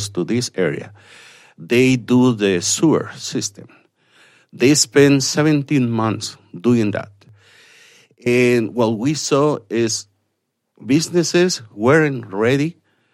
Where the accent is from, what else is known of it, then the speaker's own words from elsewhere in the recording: Mexicali, Baja California, Mexico; now in Las Vegas, United States; I'm Mexican, born and raised in Mexicali, Baja California, Mexico.